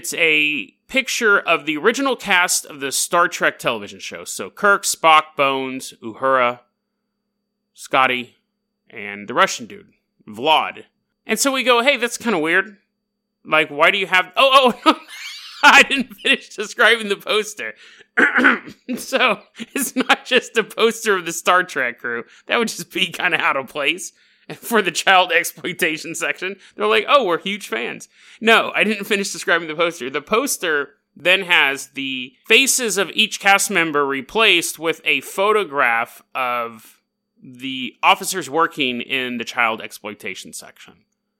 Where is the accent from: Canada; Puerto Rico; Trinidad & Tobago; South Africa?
Canada; hey, oi, matey, I'm from Canada.